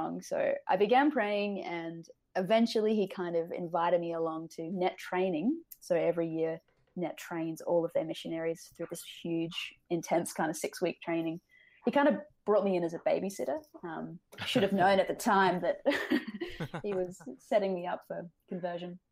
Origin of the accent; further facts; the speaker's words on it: Australia; also born or lived in Canada; I'm Australian